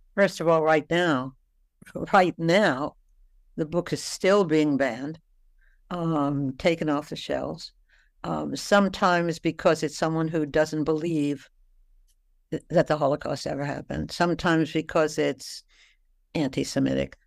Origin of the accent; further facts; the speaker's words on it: New York City, New York, United States; I came from New York City.